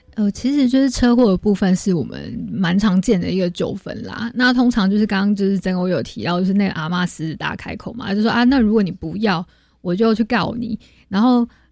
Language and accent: Chinese; Taiwan; 我们台湾人